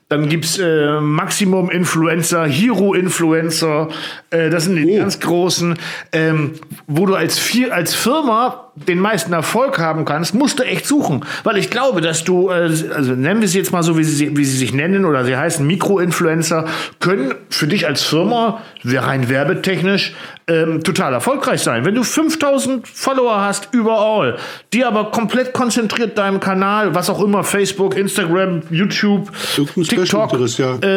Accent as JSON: {"language": "German", "area": "the East", "region": "East Germany", "country": "Germany", "said": "ich komme ja aus dem Osten"}